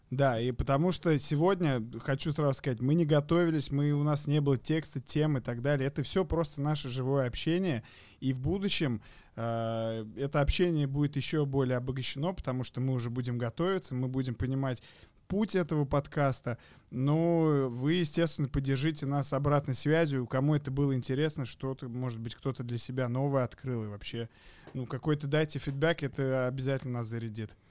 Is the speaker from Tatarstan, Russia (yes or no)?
yes; Kazan, Tatarstan, Russia; сам я из Казани этим очень горжусь